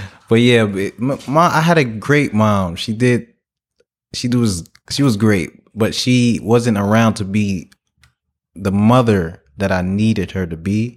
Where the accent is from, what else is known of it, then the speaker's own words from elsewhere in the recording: Newark, New Jersey, United States; I was raised in Newark, New Jersey